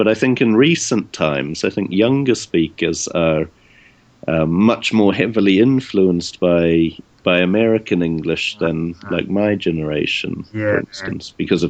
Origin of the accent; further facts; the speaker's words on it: New Zealand; accent: New Zealand; moved away; also born or lived in England / Dublin, Ireland; But then I'm from New Zealand and I speak with a New Zealand accent